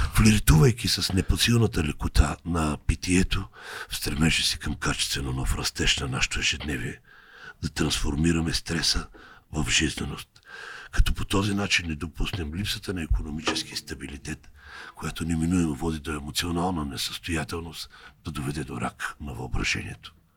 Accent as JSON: {"language": "Bulgarian", "town": "Lovech", "region": "Lovech Province", "country": "Bulgaria", "said": "аз съм от Ловеч"}